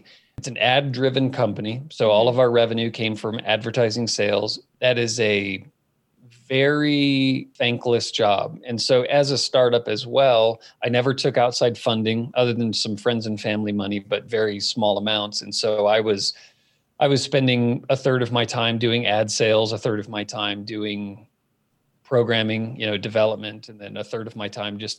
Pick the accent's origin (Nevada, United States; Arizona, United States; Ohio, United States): Arizona, United States; Phoenix; moved away as an adult; now in Colorado, United States; I grew up in Phoenix, founded the company there